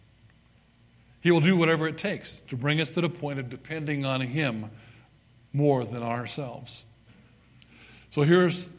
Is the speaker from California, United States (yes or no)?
yes; Southern California, United States; now in Parowan, United States; I was born and raised in Southern California